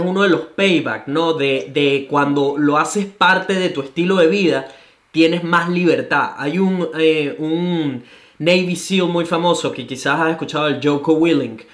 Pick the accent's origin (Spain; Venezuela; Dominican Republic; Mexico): Venezuela; Caracas, Capital District; now in Gold Coast, Australia